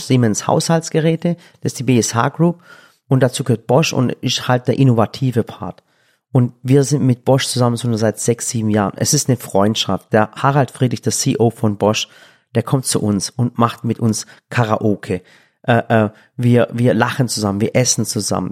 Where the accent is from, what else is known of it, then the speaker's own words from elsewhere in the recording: Swabia, Germany; ich bin Schwabe